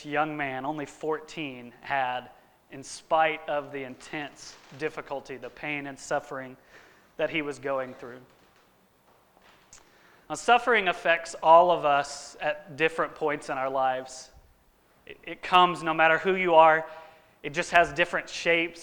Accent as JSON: {"language": "English", "town": "Katy", "region": "Texas", "country": "United States", "tie": "born or raised there", "moved": "yes", "said": "my hometown in Katy"}